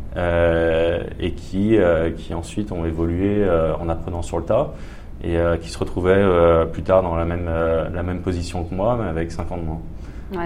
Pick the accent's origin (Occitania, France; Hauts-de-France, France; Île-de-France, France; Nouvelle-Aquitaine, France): Île-de-France, France; Paris; moved away as an adult; now in Australia; je viens de Paris à l'origine, en mhm. France